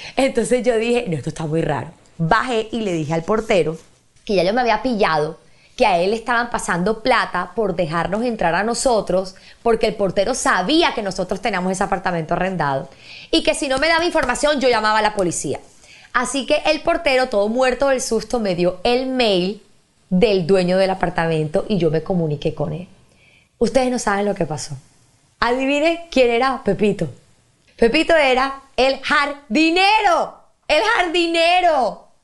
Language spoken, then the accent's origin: Spanish; Barranquilla, Atlántico, Colombia; somos nosotros los barranquilleros